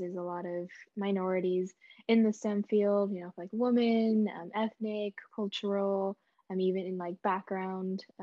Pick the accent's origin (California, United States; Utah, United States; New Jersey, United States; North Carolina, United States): California, United States; Bay Area; I'm from Bay Area, California